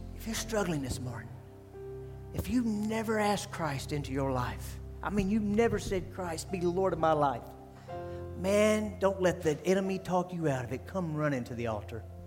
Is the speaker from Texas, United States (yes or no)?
yes; Texas, United States; moved away; I'm a Texas boy, I was born in Texas